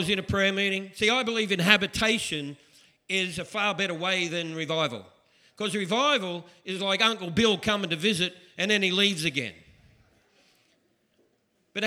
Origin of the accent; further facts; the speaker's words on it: Australia; I'm Australian.